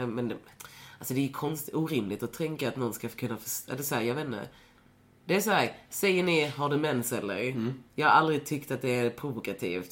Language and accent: Swedish; Lund, Skåne, Sweden; jag är ju från Lund. Så, eller så jag, jag växte ju upp i en stad där inte så mycket hände